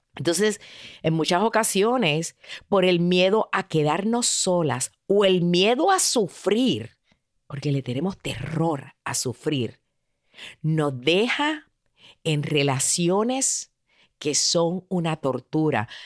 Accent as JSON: {"language": "Spanish", "country": "Puerto Rico", "said": "como dicen en mi país, en Puerto Rico"}